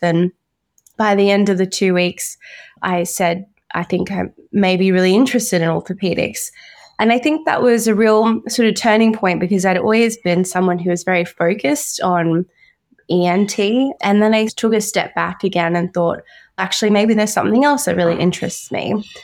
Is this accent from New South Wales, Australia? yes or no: no; Brisbane, Queensland, Australia; I was born and raised in Brisbane, Queensland